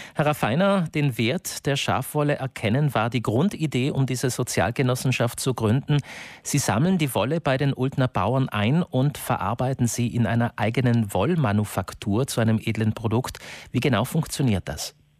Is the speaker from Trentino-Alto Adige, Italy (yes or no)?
yes; South Tyrol, Trentino-Alto Adige, Italy; Bei uns in Südtirol